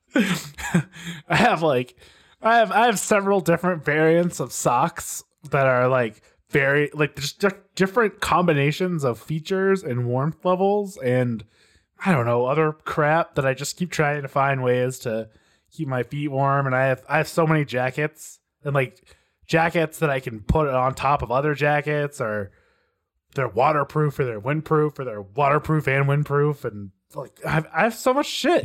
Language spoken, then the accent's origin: English; Texas, United States; moved away as an adult; now in Colorado, United States; born and raised in Texas